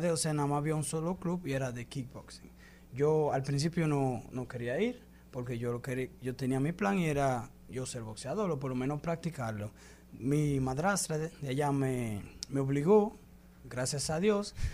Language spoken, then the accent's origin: Spanish; Dominican Republic; ella también me dio unos consejo que nunca olvide que soy dominicano, que los dominicanos no se dejan